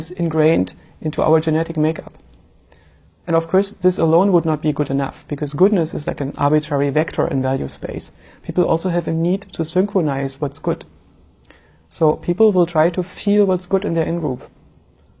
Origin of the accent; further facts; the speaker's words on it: eastern Germany, Germany; I grew up in Eastern Germany